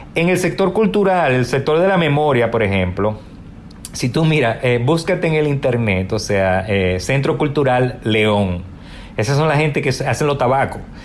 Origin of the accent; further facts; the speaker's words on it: Dominican Republic; also born or lived in New York, United States; now in United States; no nos podemos dar el lujo de volver a nuestro país